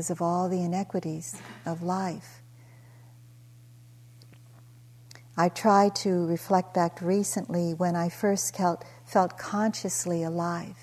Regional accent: Daly City, California, United States; moved away as an adult; also born or lived in Philippines / East Palo Alto, California; now in Hawaii, United States; I grew up in the projects near the Cow Palace

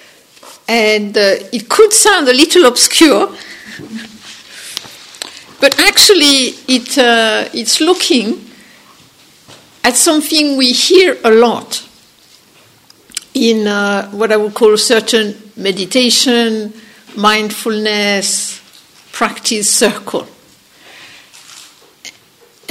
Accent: France; accent: French; English is a second language; my funny French accent

